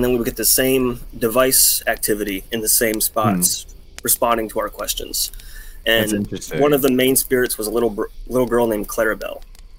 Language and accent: English; Maryland, United States; I am from Maryland, unfortunately.